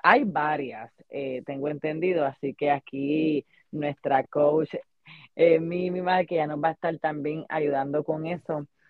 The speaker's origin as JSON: {"language": "Spanish", "country": "Puerto Rico", "moved": "yes", "said": "nosotros que venimos de Puerto Rico"}